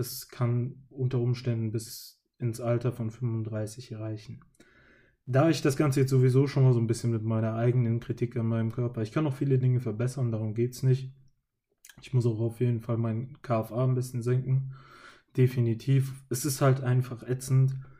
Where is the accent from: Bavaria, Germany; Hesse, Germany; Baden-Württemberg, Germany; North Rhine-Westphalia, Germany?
Hesse, Germany; als Hesse bzw. Mensch, der in meinem Kinzigkreis lebt